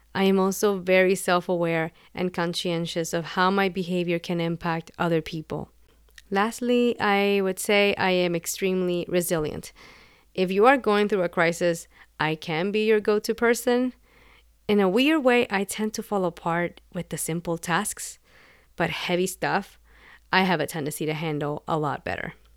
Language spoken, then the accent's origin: English; Puerto Rico; first language Spanish; English is a second language; I was born and raised in Puerto Rico, and Spanish is my first language.